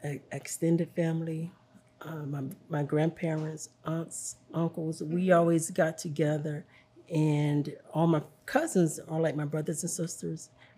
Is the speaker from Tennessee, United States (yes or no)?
yes; Cleveland, Tennessee, United States; now in Chattanooga, United States; Well, I live in the city, Chattanooga, but I'm from Cleveland, Tennessee.